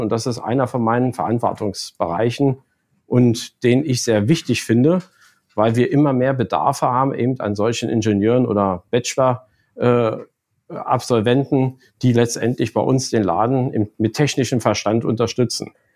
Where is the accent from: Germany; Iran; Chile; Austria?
Germany; Lower Saxony; komme aus Niedersachsen eigentlich gebürtig